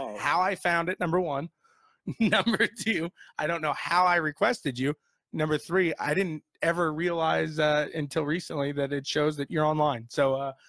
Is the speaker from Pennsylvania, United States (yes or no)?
no; Indiana, United States; We're from Indiana